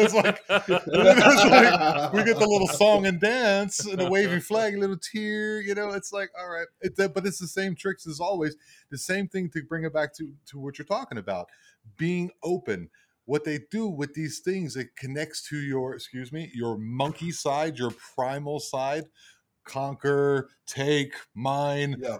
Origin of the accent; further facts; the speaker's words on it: United States; I'm American.